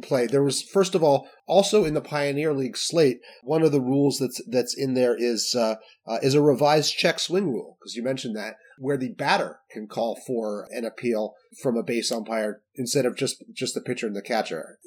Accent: Salt Lake City, Utah, United States; I grew up in Salt Lake City

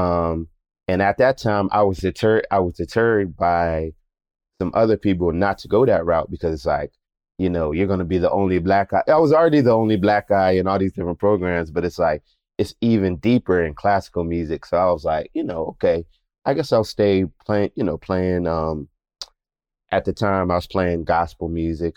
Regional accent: Philadelphia, Pennsylvania, United States; I grew up in Germantown in Philadelphia.

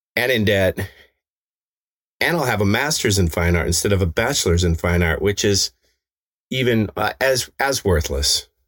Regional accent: Evergreen, Colorado, United States; in my hometown

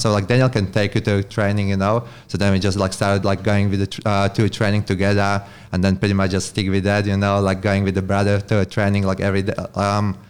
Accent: Slovakia; English is a second language; Right. I'm from Slovakia. So it's a small country in Europe. Eastern Europe kind of thing.

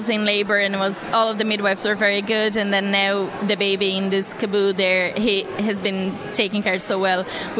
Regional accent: Brazil; also born or lived in Kilkenny, Ireland; now in Callan, Ireland; I'm from Brazil.

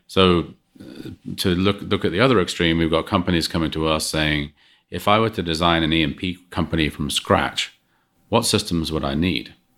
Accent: England, United Kingdom; moved away; growing up in England

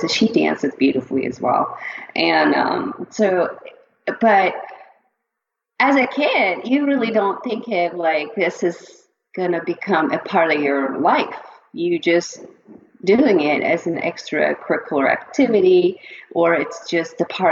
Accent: Çivril, Denizli, Turkey; moved away; the part of the town that I grew up in Turkey is Denizli Çivril.

